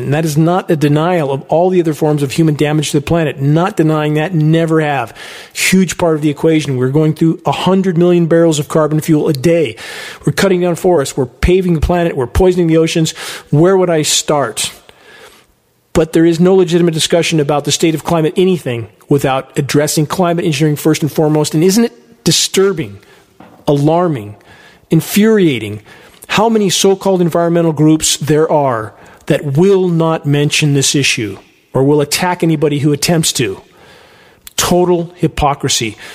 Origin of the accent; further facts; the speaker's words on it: San Gabriel Mountains, California, United States; now in Redding, United States; I grew up in the San Gabriel Mountains at the base of them